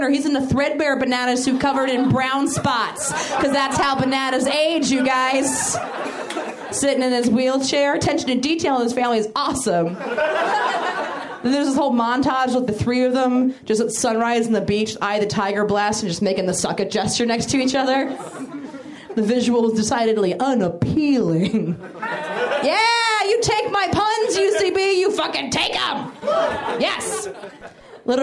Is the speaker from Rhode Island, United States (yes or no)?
no; Maryland, United States; now in Los Angeles, United States; I'm originally from Maryland